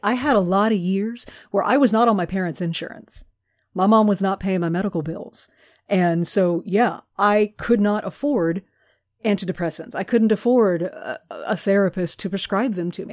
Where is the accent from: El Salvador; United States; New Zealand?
United States; growing up in America